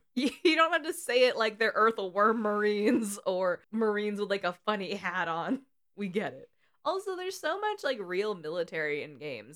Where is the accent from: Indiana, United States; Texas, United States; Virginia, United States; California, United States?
California, United States; We're both from California and have different accents somehow.